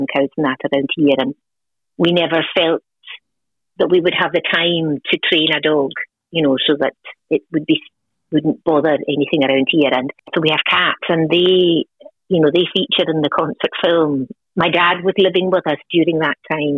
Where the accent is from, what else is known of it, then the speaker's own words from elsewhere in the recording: Outer Hebrides, Scotland, United Kingdom; moved away as an adult; now in Wexford, Ireland; I'm originally from the Outer Hebrides off the northwest coast of Scotland. So I grew up what we'd call in a crofting community